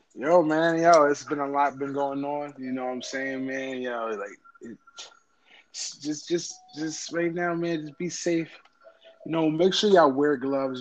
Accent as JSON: {"language": "English", "region": "New York", "country": "United States", "said": "I'm from New York"}